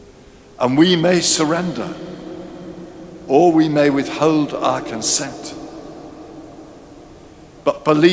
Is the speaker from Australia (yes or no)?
no; near Ascot, South East England, United Kingdom; I grew up near Ascot, where suburbia had just given way to countryside.